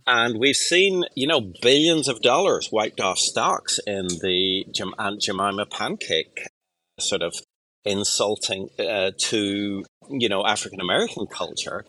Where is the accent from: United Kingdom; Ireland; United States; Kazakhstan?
Ireland; I'm an Irish person